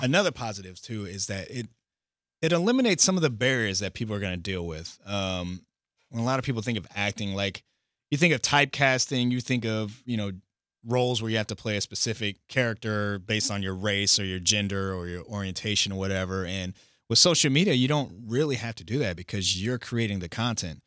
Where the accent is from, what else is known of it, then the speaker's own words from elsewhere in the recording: Indiana, United States; I'm from Indiana, so I'm a Pacer fan